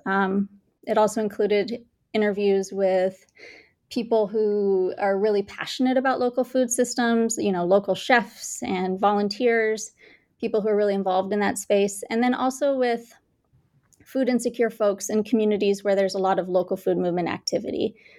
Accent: Bangalore, Karnataka, India; also born or lived in Kansas, United States; now in Kansas City, United States; I was born and raised in India, in Bangalore, India

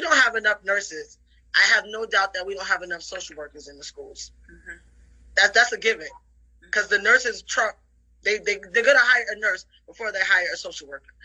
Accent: New York City, New York, United States; I grew up in the Bronx in the 80s.

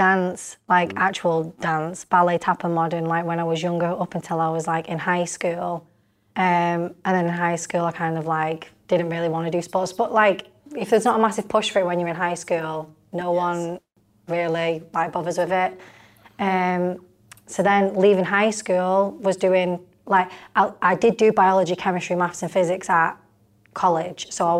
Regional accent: Warrington, North West England, United Kingdom; also born or lived in Wigan; I am not from Wigan. Can we clarify that? I am from Warrington.

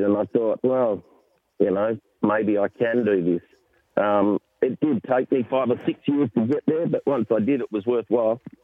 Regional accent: Perth, Western Australia, Australia; now in Sydney, Australia; I'm from Perth originally

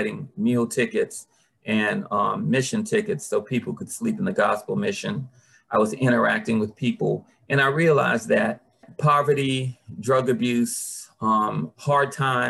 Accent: Washington, District of Columbia, United States; I grew up in Petworth, Shepherd Street, 13th and Shepherd.

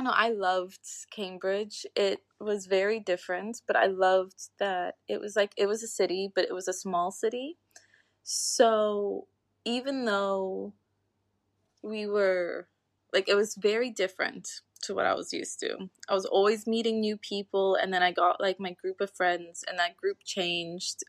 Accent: Sint Maarten; born or raised there; moved away as an adult; also born or lived in United Kingdom

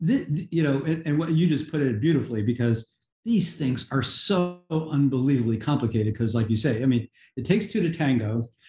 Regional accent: New York, United States; where I grew up outside of New York City, my neighborhood had Italian Catholics, Irish Catholics, nearby were Black people, and there were some Jewish people.

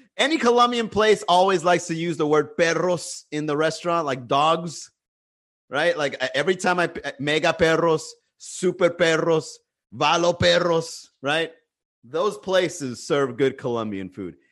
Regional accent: United States; I'm American

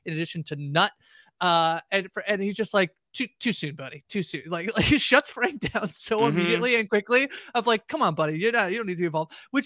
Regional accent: Canada; I'm a Canadian

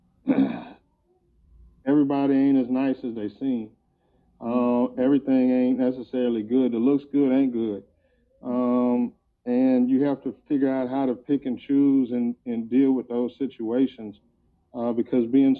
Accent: United States; moved away as an adult; also born or lived in Detroit, Michigan / Canton, Ohio / Tallahassee, Florida; I'm from Detroit and Ohio, between Detroit and Canton, Ohio

